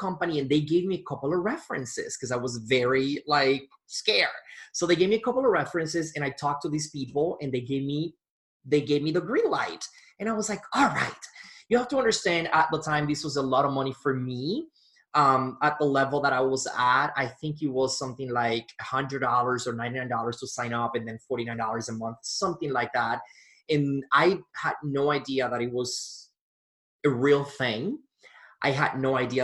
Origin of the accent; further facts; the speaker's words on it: Punta Cana, La Altagracia, Dominican Republic; moved away as an adult; now in Milwaukee, United States; I was born in Punta Cana, Dominican Republic, and I was living in Milwaukee, Wisconsin